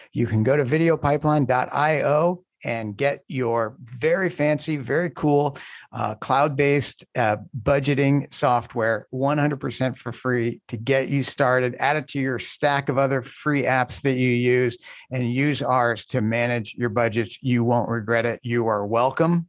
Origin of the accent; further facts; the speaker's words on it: Indiana, United States; I grew up in Indiana.